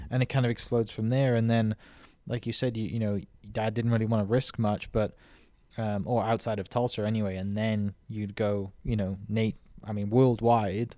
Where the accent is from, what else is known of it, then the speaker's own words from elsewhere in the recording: twenty minutes from Cardiff, South Wales, United Kingdom; moved away; I grew up, like, twenty minutes from Cardiff